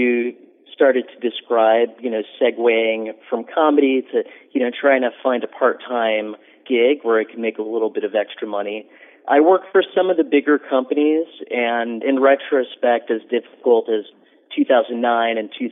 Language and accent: English; New York, United States; I grew up in on the Upper West Side